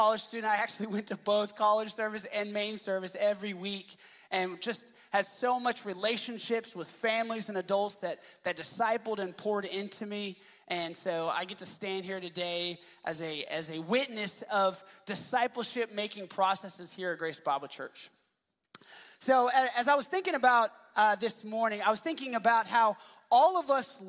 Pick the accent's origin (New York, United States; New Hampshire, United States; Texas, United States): Texas, United States; Dallas; I grew up in Dallas